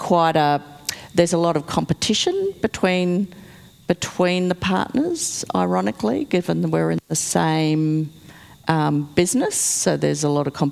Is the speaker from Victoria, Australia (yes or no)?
no; Childers, Queensland, Australia; now in Brisbane, Australia; I grew up in Childers